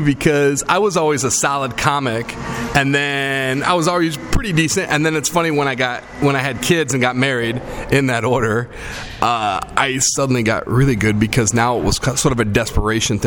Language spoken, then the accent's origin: English; United States; I grew up in the Quad Cities.